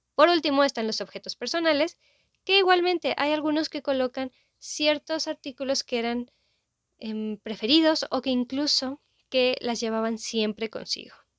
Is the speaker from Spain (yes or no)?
no; Mexico